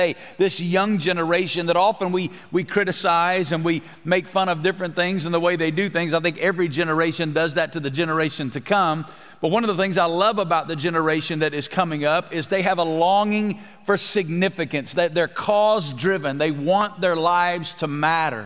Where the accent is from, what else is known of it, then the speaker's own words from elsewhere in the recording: Alabama, United States; moved away as an adult; now in Las Vegas, United States; I'm originally from Alabama, so I'm a Bible Belt guy too. It's where I'm from. But 22 years ago, God uprooted my family, relocated us to Las Vegas, Nevada